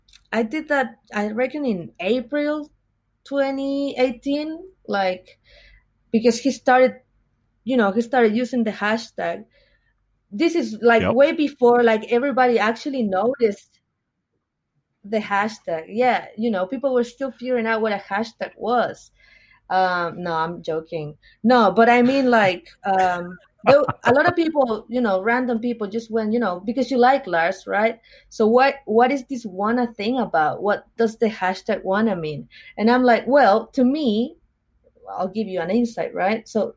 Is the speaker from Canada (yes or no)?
no; Chile; now in Australia; Oh, I'm from Chile. That's in South America.